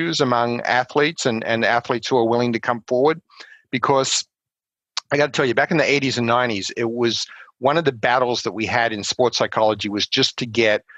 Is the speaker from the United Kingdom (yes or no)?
no; Australia; moved away as an adult; also born or lived in South Carolina / Colorado Springs, Colorado; now in United States; growing up in Australia